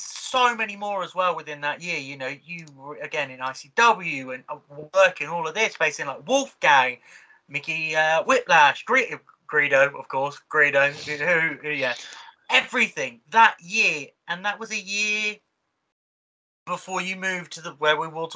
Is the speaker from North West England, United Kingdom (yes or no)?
no; Oxford, South East England, United Kingdom; I'm from Oxford.